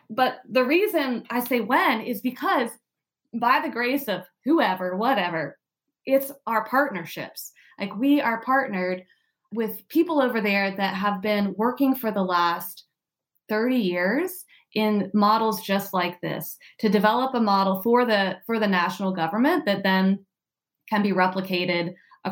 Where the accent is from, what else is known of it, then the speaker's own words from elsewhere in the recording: United States; also born or lived in Oregon; I'm American